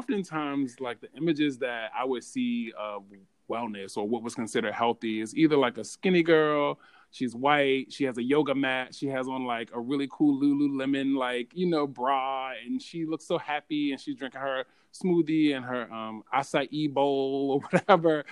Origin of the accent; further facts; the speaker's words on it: Baltimore, Maryland, United States; I'm from Baltimore, and at the time I was in Baltimore, I lived in a food desert.